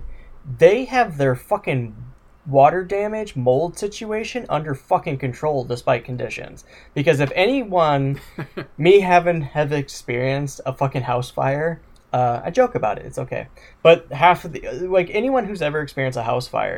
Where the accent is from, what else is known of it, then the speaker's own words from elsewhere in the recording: Wisconsin, United States; I'm from Wisconsin